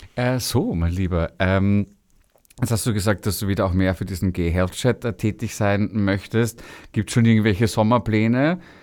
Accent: Vienna, Austria; also born or lived in Berlin; als Jugendlicher in Wien

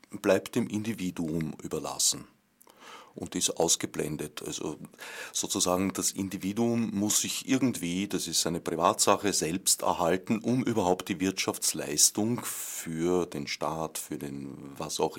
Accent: Vienna, Austria; ich kann mich erinnern, wo ich aufgewachsen bin am Stadtrand von Wien, da waren viele Weingärten

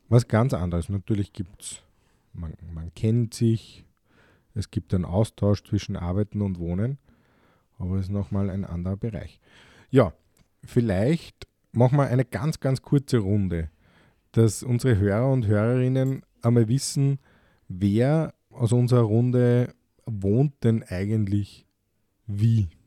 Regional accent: Austria; Bei uns in Österreich gibt es das zum Glück sehr wenig

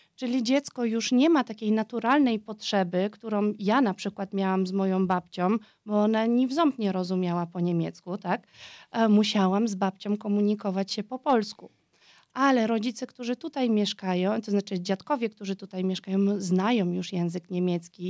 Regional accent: Vienna, Austria; first language Polish; urodziłam i wychowałam się w Wiedniu

